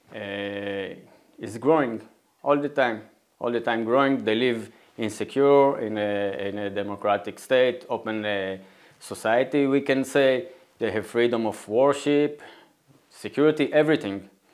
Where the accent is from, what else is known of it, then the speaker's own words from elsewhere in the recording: Nof HaGalil, Northern District, Israel; I, was born and raised in Nazareth Elit. That's the Jewish town next to Nazareth